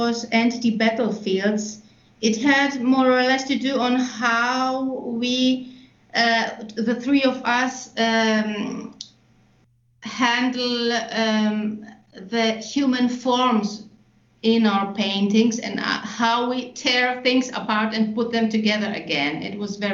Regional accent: Nuremberg, Bavaria, Germany; I was born in Germany, in Nuremberg, which was a really nice, beautiful town, medieval with castles

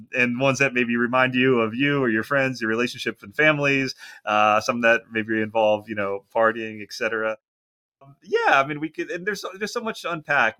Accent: Philadelphia, Pennsylvania, United States; moved away as an adult; now in Southern California, United States; I'm originally from Philadelphia

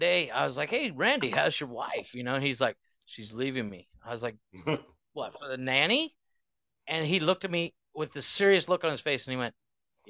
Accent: Ohio, United States; moved away; I'm from Ohio

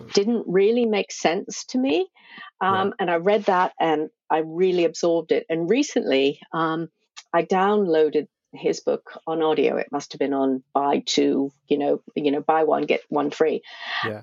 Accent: United States; moved away as an adult; also born or lived in Cornwall; I'm originally from the States.

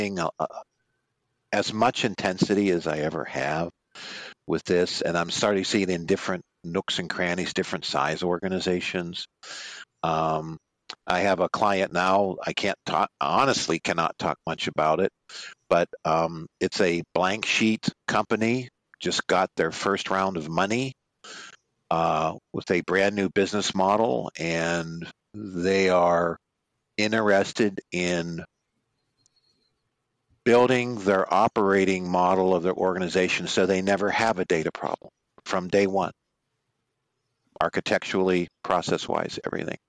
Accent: Pittsburgh, Pennsylvania, United States; Mr. Seiner and I are both from the Berg

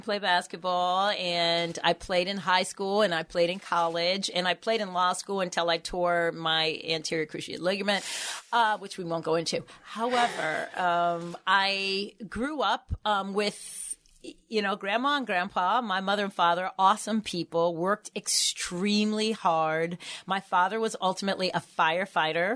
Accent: Baltimore, Maryland, United States; moved away as an adult; also born or lived in Boston; now in Baltimore, United States; I grew up on Poplar Grove Street

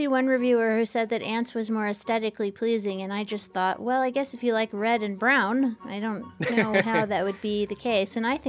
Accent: United States; I am an American

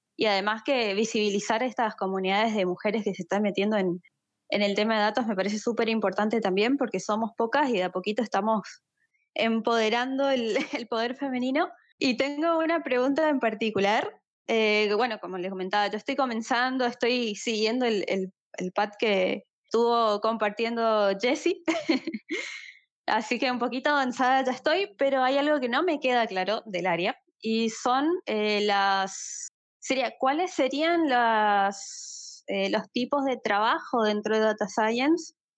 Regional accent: Argentina; yo soy de Argentina

